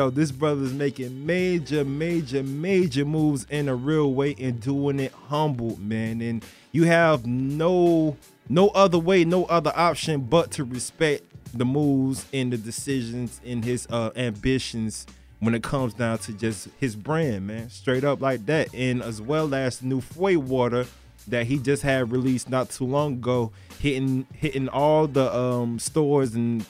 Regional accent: Deerfield Beach, Florida, United States; he's from my hometown, Deerfield.

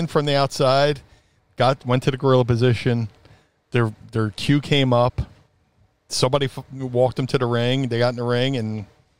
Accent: Philadelphia, Pennsylvania, United States; I debuted for WWE in Philly in my hometown.

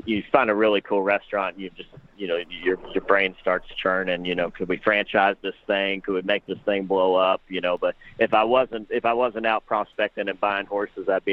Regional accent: southern Indiana, United States; also born or lived in Louisville, Kentucky; I was born in Louisville, grew up in southern Indiana

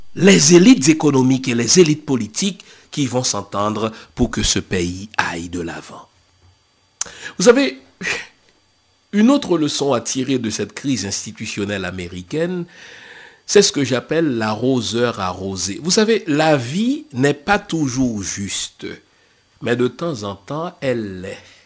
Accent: Haiti; chez nous en Haïti

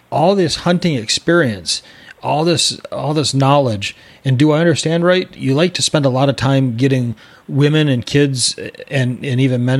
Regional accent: Michigan, United States; I grew up in Michigan

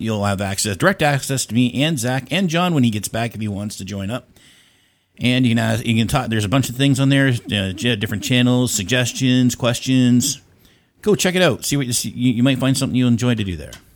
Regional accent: Canada; now in Ontario, Canada; I am also from Canada

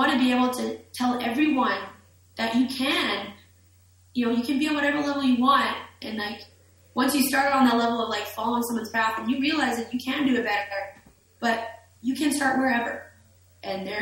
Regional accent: Winnipeg, Manitoba, Canada; I'm from Winnipeg

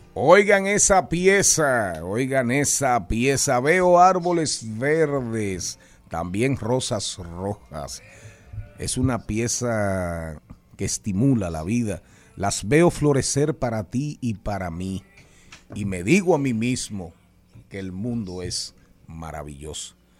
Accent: Las Matas de Farfán, San Juan, Dominican Republic; moved away; also born or lived in Santo Domingo / Monte Plata; cuando vine de las matas de Farfán, llegué a la capital

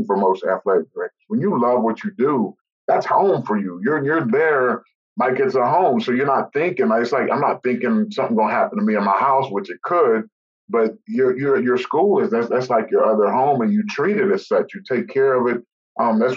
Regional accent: West Virginia, United States; moved away as an adult; now in Charlotte, United States; growing up in West Virginia

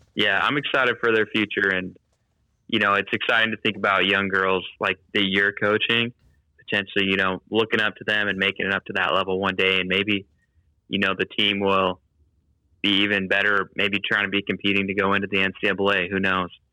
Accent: Utah, United States; we get spoiled like living in Utah, growing up in Utah

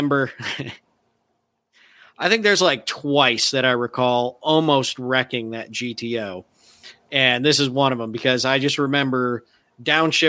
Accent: Michigan, United States; moved away; this 2-lane back road where I grew up in Michigan

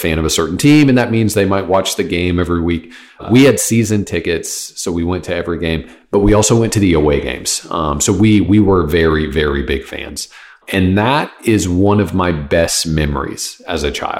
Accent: Kansas City, Kansas, United States; now in Texas, United States; I grew up in Kansas City

